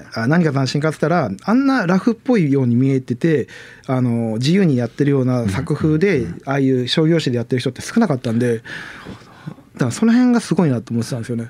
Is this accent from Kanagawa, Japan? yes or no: yes; Chigasaki, Kanagawa, Japan; moved away; 昔あの神奈川県に住んでて茅ヶ崎出身